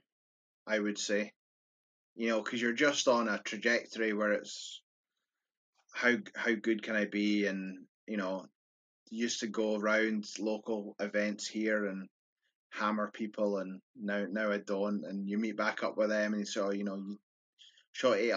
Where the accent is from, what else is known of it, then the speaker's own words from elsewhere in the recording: Scotland, United Kingdom; from my voice, I'm Scottish